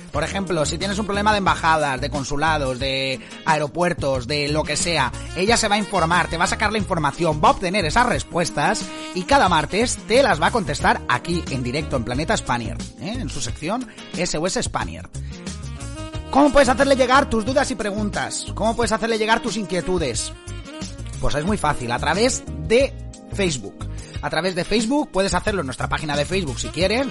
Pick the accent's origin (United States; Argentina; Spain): Spain; Alicante, Valencian Community; moved away; also born or lived in Dénia / Scotland; Yo soy de Alicante